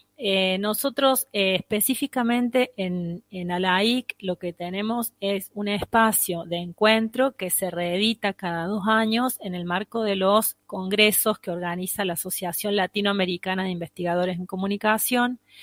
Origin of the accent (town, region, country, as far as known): Argentina